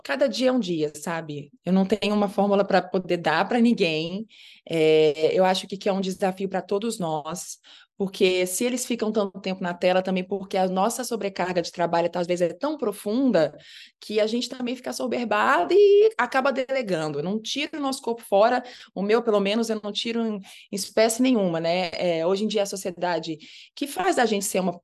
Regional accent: Minas Gerais, Brazil; also born or lived in Rio de Janeiro; E eu ainda fui criada em Minas Gerais. Eu fui para Minas com três meses de idade, então me considero uma grande mineira de coração.

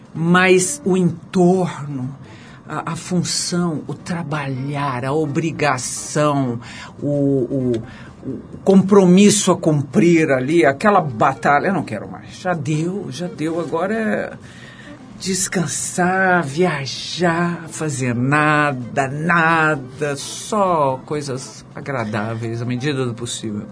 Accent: Brazil; now in São Paulo, Brazil; eu que sou caipira do interior

